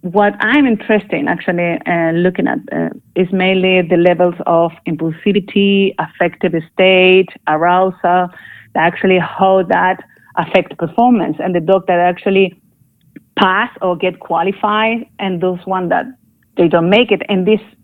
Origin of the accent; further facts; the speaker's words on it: Chile; moved away; also born or lived in Barcelona, Spain; I'm from Chile, actually.